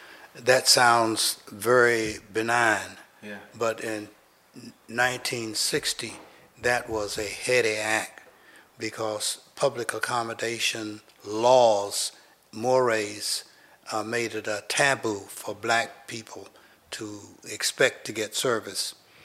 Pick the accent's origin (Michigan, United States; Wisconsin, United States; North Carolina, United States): North Carolina, United States; Raleigh; I grew up in Raleigh, in Southeast Raleigh, in the 900 block of South Bloodworth Street.